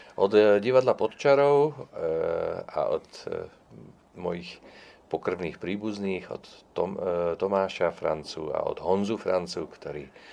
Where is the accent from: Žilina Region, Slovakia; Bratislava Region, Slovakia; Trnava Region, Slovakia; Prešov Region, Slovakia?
Bratislava Region, Slovakia; Bratislava; first language Czech; Ja som sa narodil v Bratislave, pretože môj otec tam